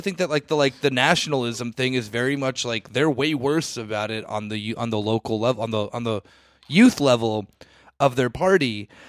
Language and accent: English; United States; now in Germany; I'm saying this as an American who lives in Germany